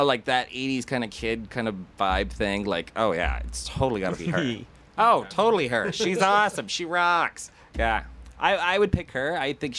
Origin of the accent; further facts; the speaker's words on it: Peterborough, Ontario, Canada; Born and raised in Peterborough, you know, got a mother, brother, father, older brother, younger sister. I was the middle, misunderstood, neglected child, as everybody would say. High school here.